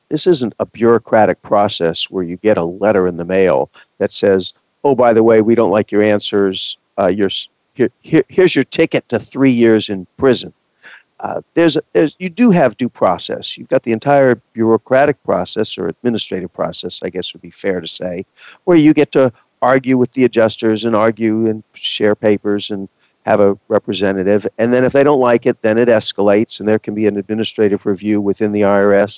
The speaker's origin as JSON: {"language": "English", "region": "Texas", "country": "United States", "said": "I'm from Texas, and I was in Texas"}